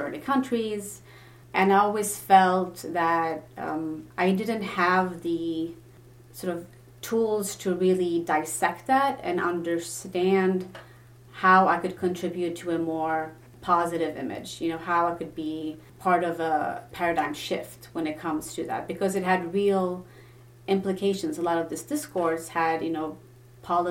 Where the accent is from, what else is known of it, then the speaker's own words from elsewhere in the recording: Sweden; English is a second language; moved away as an adult; also born or lived in Lebanon; now in United States; I'm Lebanese originally, ethnically, so I do speak the language, but I grew up in Sweden